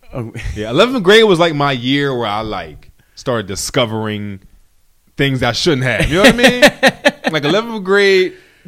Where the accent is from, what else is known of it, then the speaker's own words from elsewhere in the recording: Philadelphia, Pennsylvania, United States; I'm from West Philly, and I went to elementary school, Guyon Bluford Elementary.